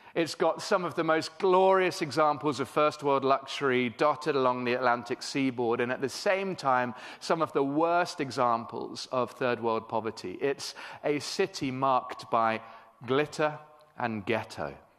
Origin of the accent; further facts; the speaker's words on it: England, United Kingdom; moved away as an adult; now in Cape Town, South Africa; I am British originally